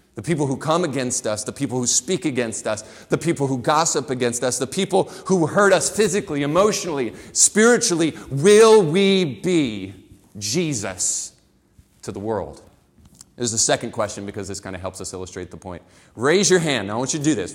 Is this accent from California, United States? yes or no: no; Florida, United States; I grew up in the dirty South. I grew up in Florida, and I lived on the beach, but it was a very rural community